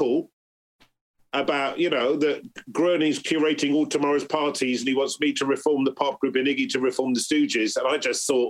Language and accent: English; Bristol, South West England, United Kingdom; You know, because I'm growing up in Bristol, like … and all that, they're like my mates.